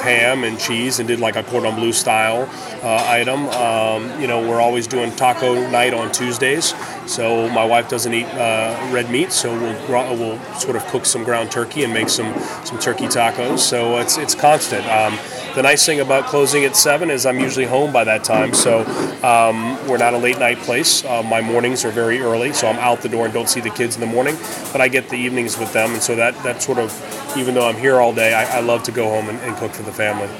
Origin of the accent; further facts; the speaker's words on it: New Orleans, Louisiana, United States; moved away; growing up in New Orleans